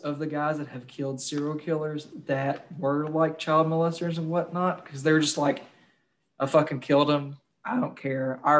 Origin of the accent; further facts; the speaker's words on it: Kentucky, United States; I'm from Kentucky.